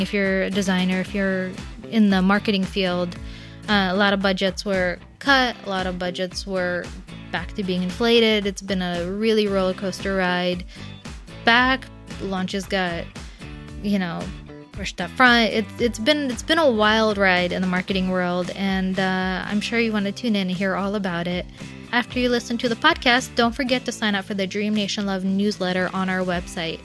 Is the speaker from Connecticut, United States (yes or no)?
yes; New Haven, Connecticut, United States; moved away as an adult; now in New York, United States; Digital Surgeons are in my hometown uh, of New Haven, Connecticut.